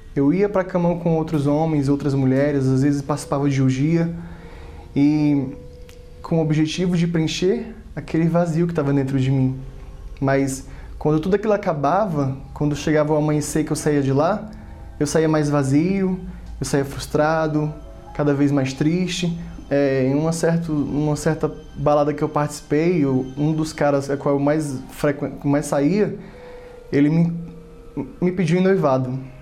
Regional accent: Fortaleza, Ceará, Brazil; Eu nasci em Fortaleza, sou da terra lá do Ceará

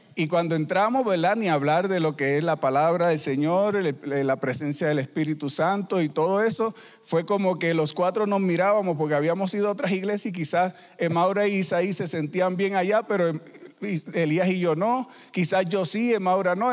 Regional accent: Puerto Rico; moved away as an adult; also born or lived in Peru; somos de Puerto Rico y somos una familia misionera

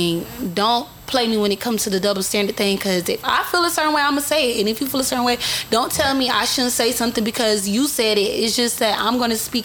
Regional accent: Sanford, Florida, United States; I'm from Sanford, Florida, Sanford. Which is Goldsboro. I'm from the front part of Goldsboro, which they call it Bokey

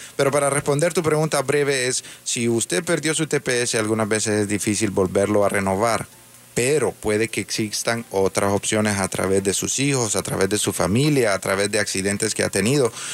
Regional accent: Honduras; now in United States; Yo soy también hondureño, hondureño americano

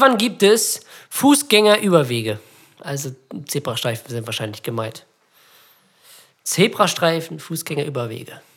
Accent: Germany; als Deutsche

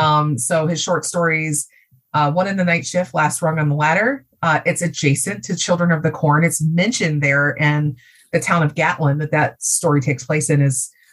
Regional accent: Ohio, United States; I'm from Ohio. We consider ourselves the heartland.

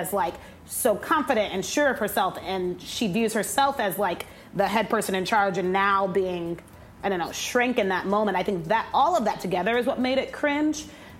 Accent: the South, United States; Yeah, I am from the South. I'm transparently growing up. I said yes, ma'am, to everybody.

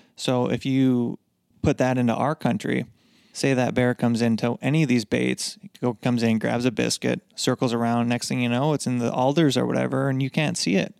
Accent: Upper Michigan, United States; moved away; I grew up in Michigan, Upper Michigan

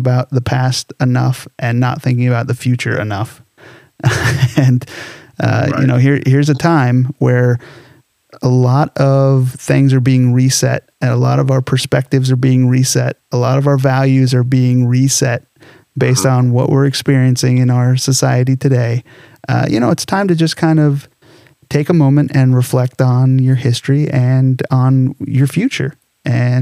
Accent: Southern California, United States; growing up in SoCal

